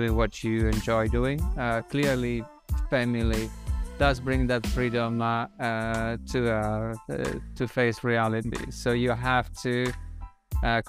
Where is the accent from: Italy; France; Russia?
Italy; Umbria; moved away as an adult; also born or lived in Rome, Italy / Netherlands; now in London, United Kingdom; My curiosity has brought me from my hometown and in the gentle hills of Umbria to then Roma to do my university